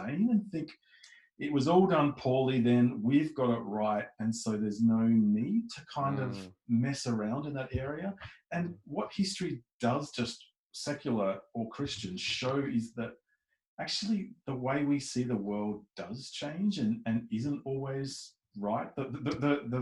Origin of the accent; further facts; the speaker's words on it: Melbourne, Victoria, Australia; moved away as an adult; now in Adelaide, Australia; I'm from Melbourne though, and I was born and bred there.